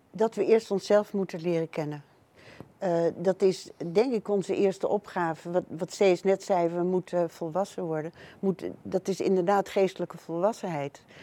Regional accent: Netherlands; ik ben hier geboren in Nederland

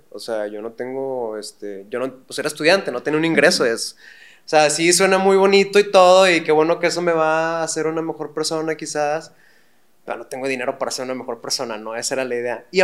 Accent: Monterrey, Nuevo León, Mexico; Sí, somos de Monterrey, pues...

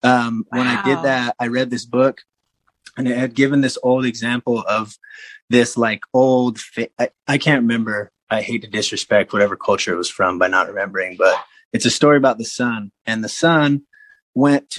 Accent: Salt Lake City, Utah, United States; I grew up in Salt Lake City

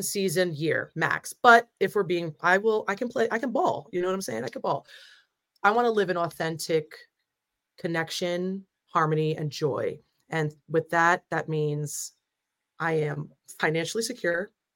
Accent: New Jersey, United States; I'm from Jersey

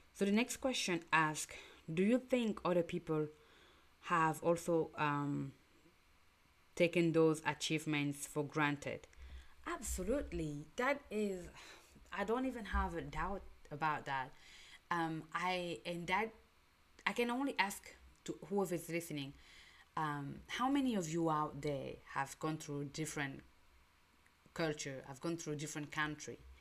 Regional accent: Cameroon; English is a second language; moved away; I'm from Cameroon, by the way, and um, just in a small village I live or small town I live, I grew up, there was already different cultures

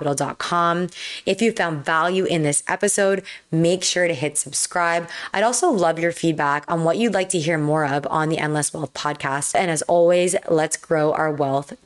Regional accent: Toronto, Ontario, Canada; I'm from Toronto, Canada

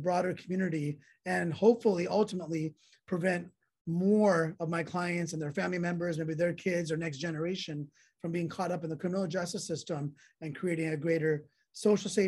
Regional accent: San Jose, California, United States; I grew up in South San Jose and went to public school there, Oak Grove High School

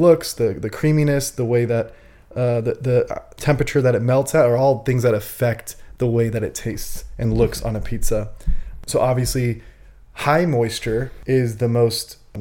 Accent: New Jersey, United States; I was born in Jersey

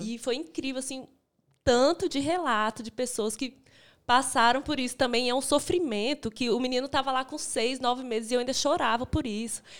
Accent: Brasília, Federal District, Brazil; moved away as an adult; now in Belo Horizonte, Brazil; eu sou de Brasília, né? Vim morar aqui porque meu marido já morava

